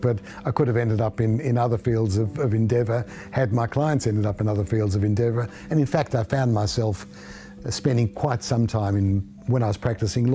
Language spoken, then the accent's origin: English; Melbourne, Victoria, Australia; I grew up in East Bentley, moved to Caulfield, lived in Melbourne all of my life